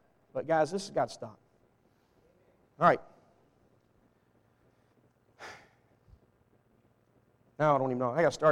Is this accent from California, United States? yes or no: no; Walnut Ridge, Arkansas, United States; I was born in Walnut Ridge, Arkansas. Raised in the South